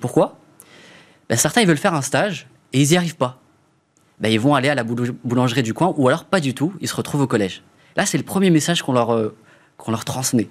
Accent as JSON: {"language": "French", "town": "Strasbourg", "region": "Grand Est", "country": "France", "said": "Je viens de Strasbourg. Autour c'est l'Alsace."}